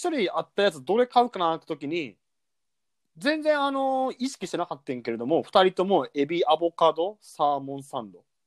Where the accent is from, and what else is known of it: Kansai, Japan